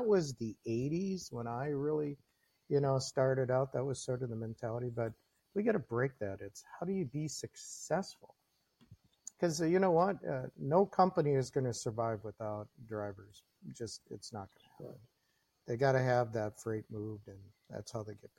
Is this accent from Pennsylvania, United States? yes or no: no; Minnesota, United States; also born or lived in Green Bay, Wisconsin; now in Wisconsin, United States; I grew up in Minnesota, so you know my conflict. I live outside of Green Bay now